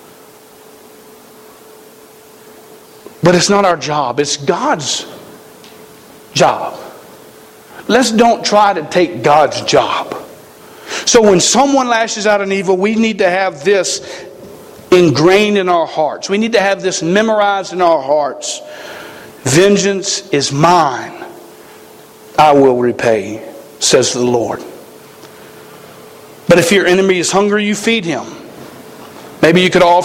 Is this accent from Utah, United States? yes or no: no; South Carolina, United States; moved away as an adult; now in Montana, United States; I come from South Carolina